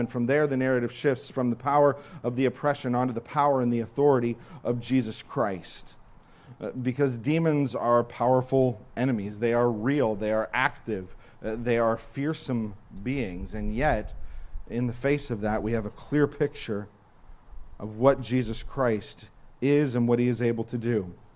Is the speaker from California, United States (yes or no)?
yes; Santa Clarita, California, United States; I am from Santa Clarita, except that I'm not really. Because if anybody lives in Santa Clarita and knows that area, I would never say that I was from Santa Clarita. I would say that I lived in Canyon Country